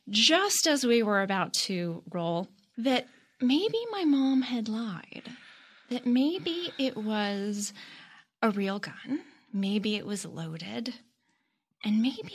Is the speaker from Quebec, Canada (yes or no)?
no; Toronto, Ontario, Canada; So I lived in the suburbs of Toronto, and I was with my parents at a farmer's market